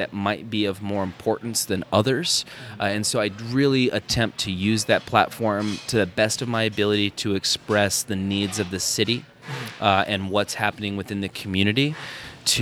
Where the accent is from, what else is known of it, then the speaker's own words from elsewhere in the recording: Phoenix, Arizona, United States; also born or lived in Prescott, Arizona; I was born in Prescott, raised in Phoenix.